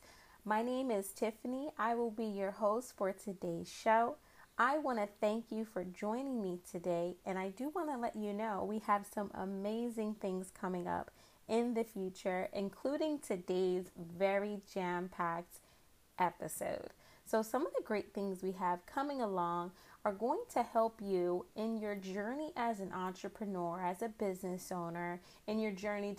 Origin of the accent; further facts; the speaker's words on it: Philadelphia, Pennsylvania, United States; also born or lived in Boston, Massachusetts; I grew up in the Philadelphia area, more specifically Mount Airy section of the city